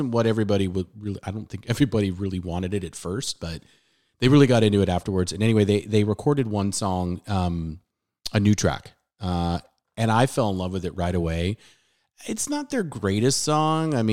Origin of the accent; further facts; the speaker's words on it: San Diego, California, United States; I'm playing a lot of tracks that I listened to growing up in San Diego on local radio station 91X